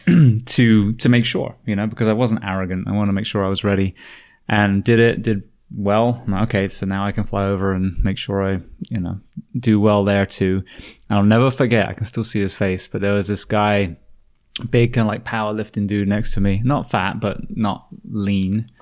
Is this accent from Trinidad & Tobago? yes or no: no; United Kingdom; moved away; being a Brit